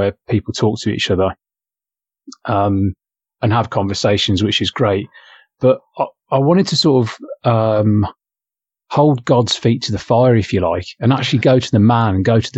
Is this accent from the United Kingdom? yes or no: yes; England, United Kingdom; now in Australia; I'm English